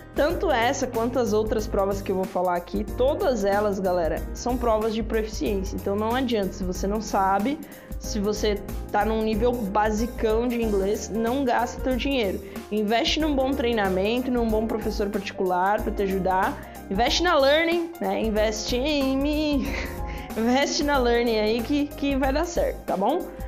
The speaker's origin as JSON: {"language": "Portuguese", "country": "Brazil", "said": "nós somos brasileiros"}